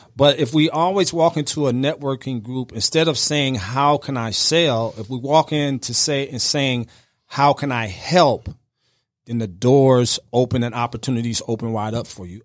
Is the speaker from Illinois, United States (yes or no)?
yes; outside Chicago, Illinois, United States; I grew up right outside of Chicago, about ninety miles outside Chicago